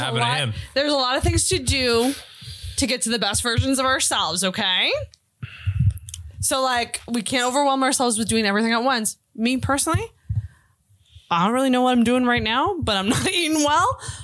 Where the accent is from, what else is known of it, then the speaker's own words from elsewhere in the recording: Antigonish, Nova Scotia, Canada; moved away; go to my hometown